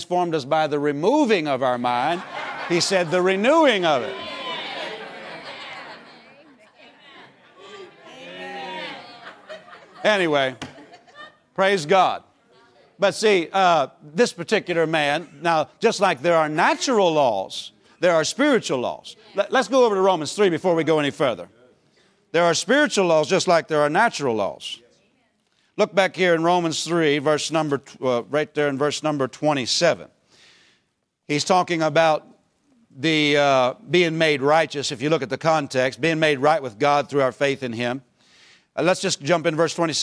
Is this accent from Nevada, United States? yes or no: no; Pennsylvania, United States; moved away as an adult; also born or lived in Tulsa, Oklahoma; we grew up in Pennsylvania